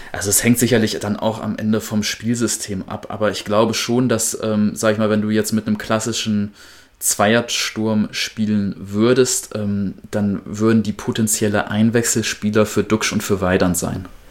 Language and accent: German; Wedemark, Lower Saxony, Germany; meine Heimat